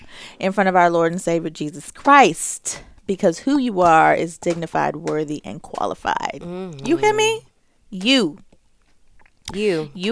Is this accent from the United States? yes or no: no; Jamaica; I'm Jamaican.